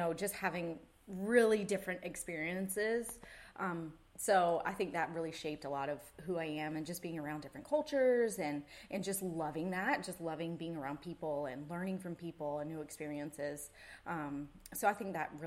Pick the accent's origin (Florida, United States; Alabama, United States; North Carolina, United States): North Carolina, United States; Wrightsville Beach; moved away; also born or lived in California; I grew up in Wrightsville Beach